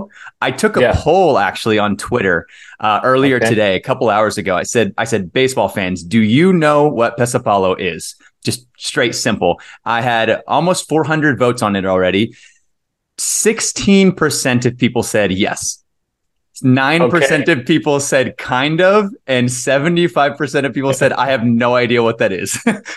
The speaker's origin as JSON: {"language": "English", "town": "Cedar Park", "region": "Texas", "country": "United States", "said": "So I'm from Cedar Park, Texas, which is just a small town, like a suburb outside of Austin. So whenever anyone from outside of Texas asks where I'm from, I just say Austin."}